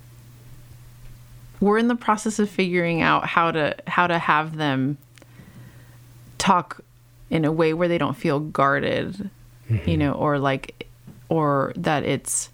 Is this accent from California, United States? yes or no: yes; Los Angeles, California, United States; born or raised there